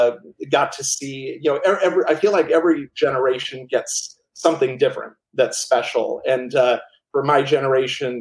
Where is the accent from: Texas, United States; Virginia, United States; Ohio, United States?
Ohio, United States; Cleveland; I grew up in Cleveland, Ohio, or as we like to call it, the Versailles of the Midwest.